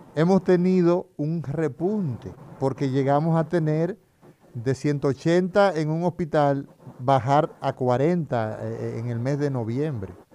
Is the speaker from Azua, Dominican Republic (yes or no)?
no; Altamira, Puerto Plata, Dominican Republic; also born or lived in San Carlos, Santo Domingo; now in Santo Domingo, Dominican Republic; yo soy un híbrido, yo soy aguilucho, soy de Altamira y también soy de San Carlos